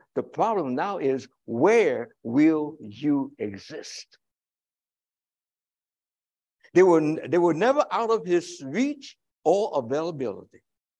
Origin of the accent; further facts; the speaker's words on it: Chicago, Illinois, United States; I live in Chicago. Check out the boundaries. It's the whole idea of the metropolitan Chicago. I am a Chicagoan.